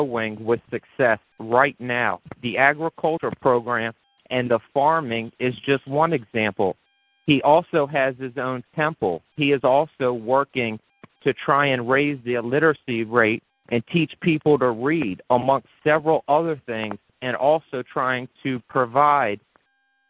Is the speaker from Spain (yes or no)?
no; Morocco; I'm from Morocco. It's in Africa